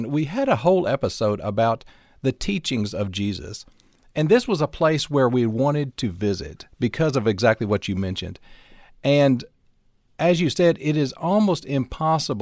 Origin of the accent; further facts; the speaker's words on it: North Alabama, United States; moved away as an adult; also born or lived in Florida; I grew up in North Alabama and lived for a while in Florida, but have lived the last 25 or so years in North Alabama, back where I grew up.